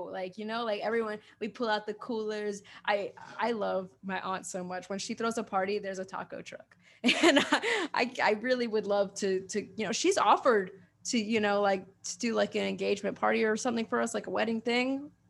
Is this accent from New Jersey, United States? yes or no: no; Queens, New York, United States; Chile Dominican Rican, something like that. Yeah, but I always say I'm from Queens.